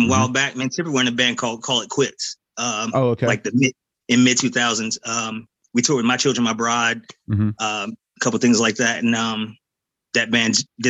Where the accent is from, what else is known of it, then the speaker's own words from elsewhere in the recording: Winston-Salem, North Carolina, United States; also born or lived in Kernersville, North Carolina; I'm born and raised in Winston-Salem, North Carolina